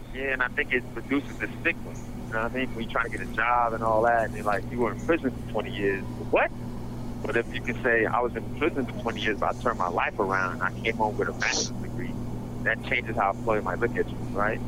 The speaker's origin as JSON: {"language": "English", "town": "New York City", "region": "New York", "country": "United States", "tie": "born or raised there", "also_born_or_lived": "Detroit, Michigan", "said": "I grew up in Brownsville, Brooklyn"}